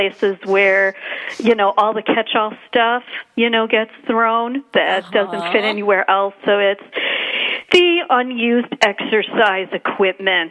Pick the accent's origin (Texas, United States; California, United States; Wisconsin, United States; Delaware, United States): Wisconsin, United States; I'm from Wisconsin